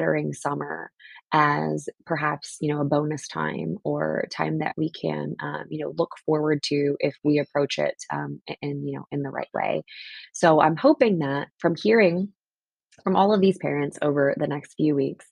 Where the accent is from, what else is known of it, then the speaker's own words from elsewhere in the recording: New Jersey, United States; I grew up in the Northeast and on the Jersey, side of things